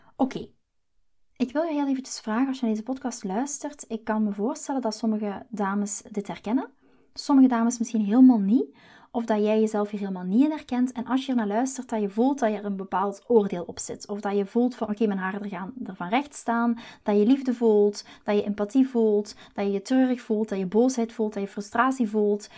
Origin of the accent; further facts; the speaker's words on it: Belgium; moved away as an adult; now in Netherlands; ik ben Belg. Maar de liefde, dus mijn man Chris, heeft mij naar Nederland gebracht.